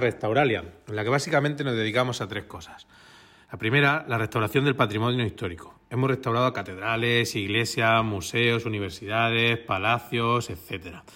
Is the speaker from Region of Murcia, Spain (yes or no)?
yes; Cartagena, Region of Murcia, Spain; soy de Cartagena